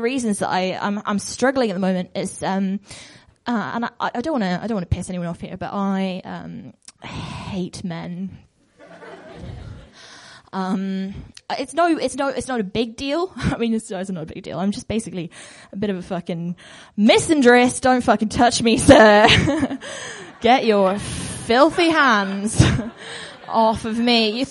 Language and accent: English; Bristol, South West England, United Kingdom; I'm from Bristol and I'm culturally compelled to be really right on about everything